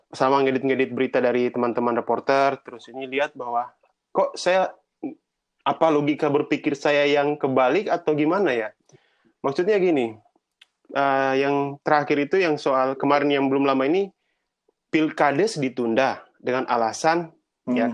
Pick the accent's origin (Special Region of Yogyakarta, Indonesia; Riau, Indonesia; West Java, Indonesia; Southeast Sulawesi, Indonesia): Southeast Sulawesi, Indonesia; kampung saya di Sulawesi Sulawesi Tenggara saya harus pulang